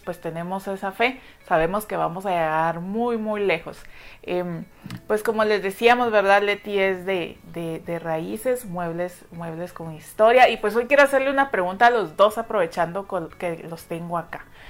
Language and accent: Spanish; Guatemala; así somos nosotros los guatemaltecos, somos muy cálidos